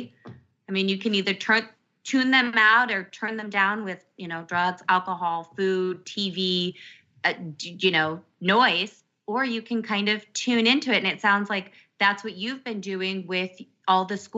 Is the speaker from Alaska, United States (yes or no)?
yes; Alaska, United States; I grew up in Alaska, my parents were military, got stationed up there, and we stayed up there.